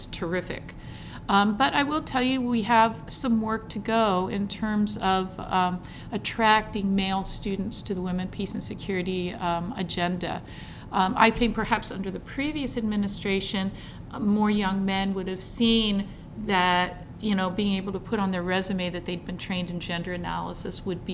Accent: United States; I can only speak as an American

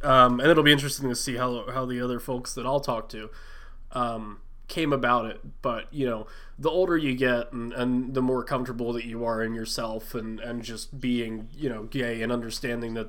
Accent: West Chester, Pennsylvania, United States; I grew up about 45 minutes, like 20 or so miles from Philly.

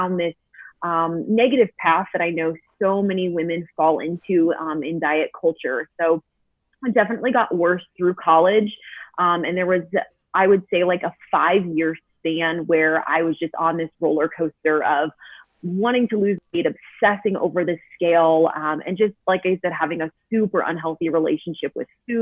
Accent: St. Louis, Missouri, United States; moved away as an adult; now in Colorado, United States; We are from St. Louis. I was born and raised there, but we moved just last year to a small mountain town in Colorado

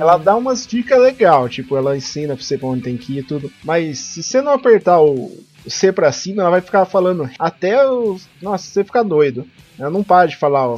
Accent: interior of São Paulo, Brazil; accent: interior São Paulo (caipira, strong R); O pessoal daqui do interior de São Paulo também puxa bastante o R

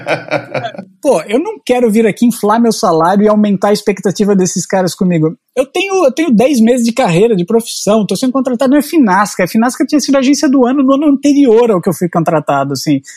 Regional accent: Jaú, São Paulo, Brazil; moved away as an adult; also born or lived in Catanduva; now in Portugal; Passei dos 5 aos 17 anos em Jaú

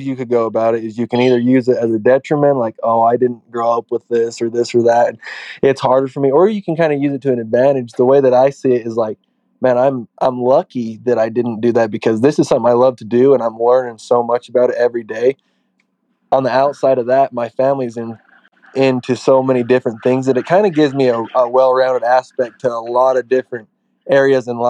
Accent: Payson, Utah, United States; I'm 23 years old and I'm from Payson, Utah, just right outside of Spanish Fork, Utah

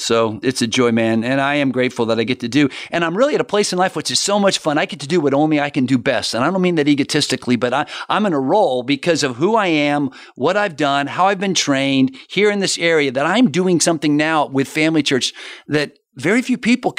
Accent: Florida, United States; also born or lived in Miami; I've been here almost all my life. I'm a Florida boy, born in Miami, grew up, moved here when I was age one.

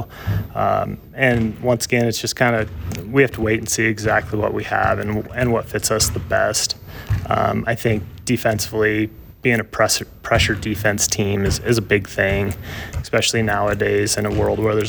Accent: Buffalo, Wyoming, United States; moved away as an adult; now in Lander, United States; I was born and raised in Buffalo, Wyoming

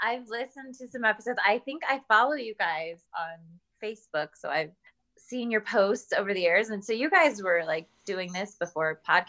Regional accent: Salt Lake City, Utah, United States; born there; also born or lived in Houston, Texas / Chicago; now in Denver, United States; but I was born in Salt Lake. We lived in Houston, Texas, Denver, Colorado, where I'm at now, actually, Chicago.

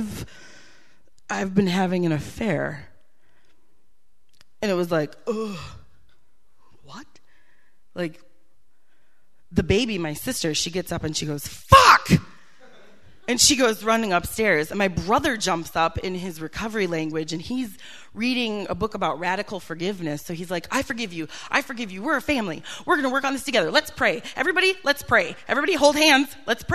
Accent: Green Bay, Wisconsin, United States; also born or lived in Milwaukee, Wisconsin; I grew up in Wisconsin

